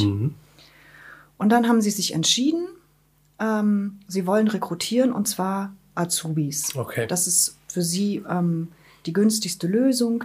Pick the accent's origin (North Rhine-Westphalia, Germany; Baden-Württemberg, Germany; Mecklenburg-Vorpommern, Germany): Mecklenburg-Vorpommern, Germany; Wismar; moved away as an adult; also born or lived in Rostock; now in Schwerin, Germany; gebürtige Wismaranerin, lebe jetzt seit 2014 in Schwerin